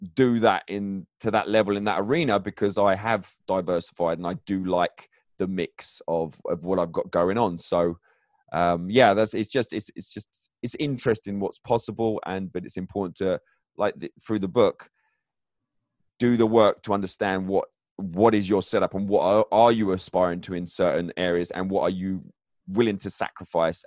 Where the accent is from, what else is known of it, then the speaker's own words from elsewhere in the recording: England, United Kingdom; also born or lived in northern Michigan; now in Michigan, United States; I'm originally from England